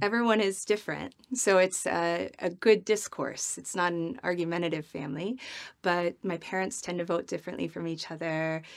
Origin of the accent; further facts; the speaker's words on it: Midwest, United States; I'm from the Midwest where you have dinner parties